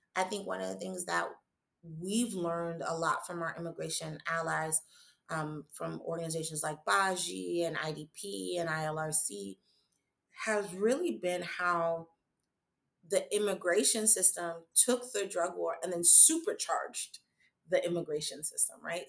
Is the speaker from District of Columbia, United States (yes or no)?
no; New York City, New York, United States; I am a New Yorker. I am from the borough of Manhattan. I was schooled here